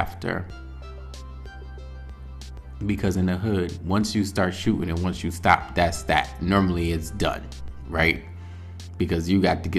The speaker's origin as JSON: {"language": "English", "town": "New Haven", "region": "Connecticut", "country": "United States", "tie": "born or raised there", "said": "I was born in New Haven, Connecticut at St. Raphael Hospital"}